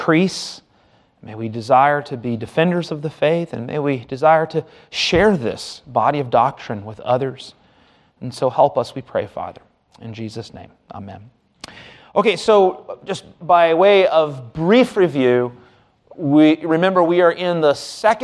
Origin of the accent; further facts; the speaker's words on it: United States; us as American Christians